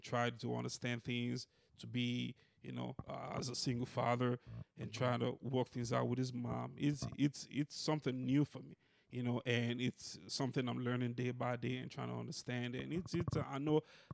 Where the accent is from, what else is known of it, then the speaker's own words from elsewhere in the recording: Nigeria; moved away as an adult; now in United States; I'm a Nigerian, and I've been living in America for 4 years now.